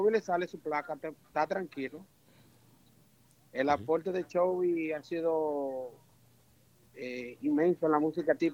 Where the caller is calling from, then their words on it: Santiago, Dominican Republic; desde Santiago.